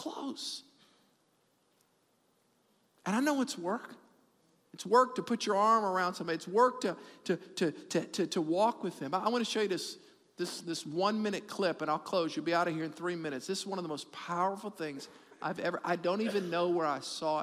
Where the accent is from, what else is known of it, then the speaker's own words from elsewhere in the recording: New Orleans, Louisiana, United States; we're from New Orleans